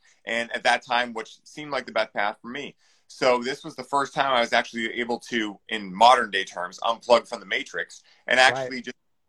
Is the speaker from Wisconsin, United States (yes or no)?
no; Weymouth, Massachusetts, United States; Weymouth, Massachusetts. So